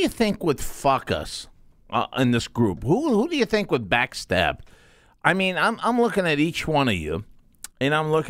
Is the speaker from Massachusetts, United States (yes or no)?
no; Granite City, Illinois, United States; I'm from GC as well.